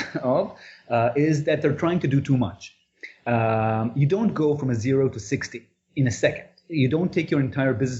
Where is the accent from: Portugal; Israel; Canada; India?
Israel; I'm from Israel.